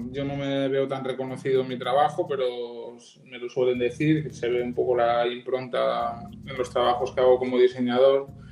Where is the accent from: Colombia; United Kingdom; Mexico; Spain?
Spain; Alzira, Valencian Community; moved away as an adult; now in Barcelona, Spain; soy de un pueblo de Valencia, el sur de Valencia, que se llama Alcira Nací allí, estuve viviendo hasta los 18 años